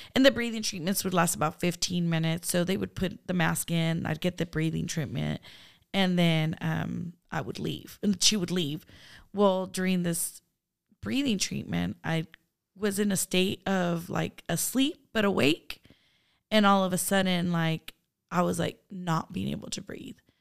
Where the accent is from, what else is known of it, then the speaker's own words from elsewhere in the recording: Turlock, California, United States; also born or lived in San Francisco, California / Honduras; I grew up in Turlock